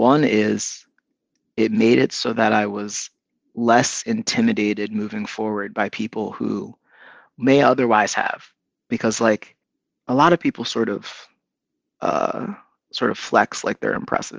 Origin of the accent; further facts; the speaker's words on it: Philadelphia, Pennsylvania, United States; born there; My dad was born in Philly. I was born in Philly. His family was from Philly.